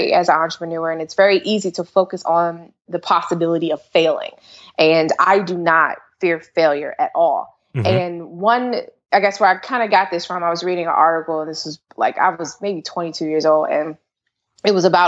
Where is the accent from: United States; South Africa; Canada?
United States; Maryland; also born or lived in Washington, D.C. / Prince George's County, Maryland; I'm actually from Washington, D.C., born in Washington, D.C., raised in Maryland and PG County, and mainly Montgomery County